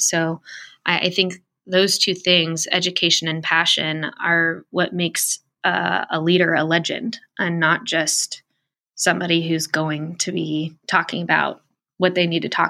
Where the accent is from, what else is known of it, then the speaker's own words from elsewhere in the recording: San Diego, California, United States; now in Columbus, United States; I'm actually from San Diego originally. I was in Darrell Issa's district most of my life.